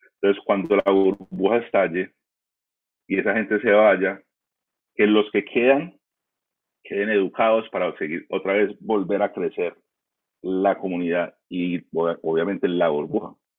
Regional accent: United States; now in Colombia; yo como me crié en Estados Unidos

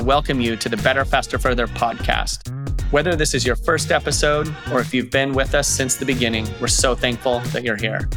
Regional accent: Durango, Colorado, United States; my best friend, Eric Westberg, who I grew up with in Durango, Colorado

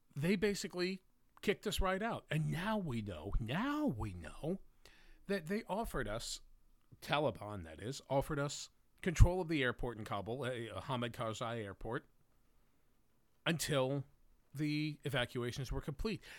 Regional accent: United States; I'm an American

